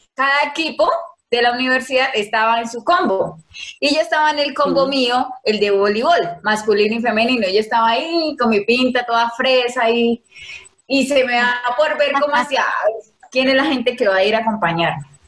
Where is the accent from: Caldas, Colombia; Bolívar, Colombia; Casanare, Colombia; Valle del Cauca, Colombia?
Casanare, Colombia; Yopal; Soy nacida y criada en Casanare, Yupal, Casanare